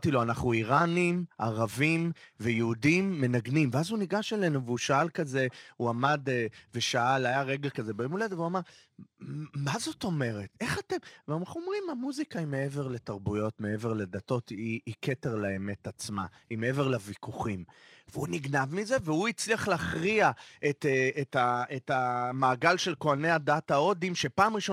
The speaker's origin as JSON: {"language": "Hebrew", "country": "Israel", "tie": "born or raised there", "said": "נקודת הפנים שלי, ישראל. אה, וואלה, מהמקום הקלישאה הכי פשוטה. פה נולדתי, פה גודלים ילדיי"}